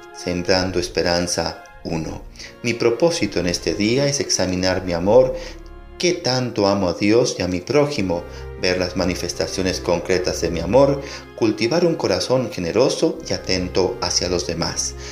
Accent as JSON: {"language": "Spanish", "country": "El Salvador", "said": "como pueblo salvadoreño nos unimos"}